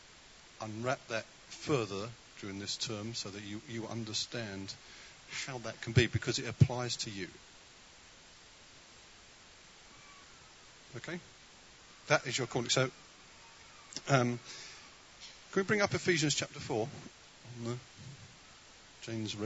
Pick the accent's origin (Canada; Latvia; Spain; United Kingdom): United Kingdom; We are so British